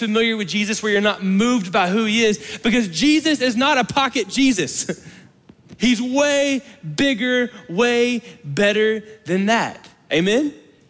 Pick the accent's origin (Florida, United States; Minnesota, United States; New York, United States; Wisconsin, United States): Florida, United States; now in Lubbock, United States; growing up in Florida